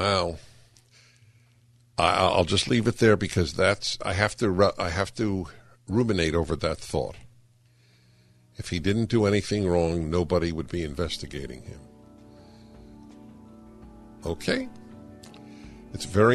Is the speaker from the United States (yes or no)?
yes; New York, United States; I grew up in New York